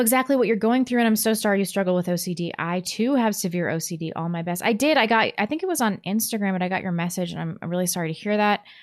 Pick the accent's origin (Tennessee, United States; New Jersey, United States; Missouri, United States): Missouri, United States; Chesterfield; I grew up in Chesterfield